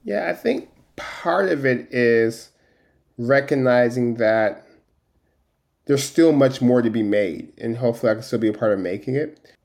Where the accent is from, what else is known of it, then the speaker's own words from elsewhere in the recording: Stockton, California, United States; growing up in Stockton, the most diverse city